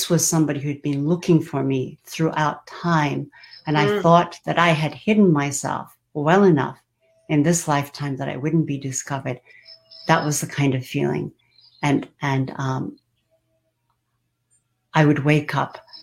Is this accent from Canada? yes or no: no; Japan; So I was born in Japan.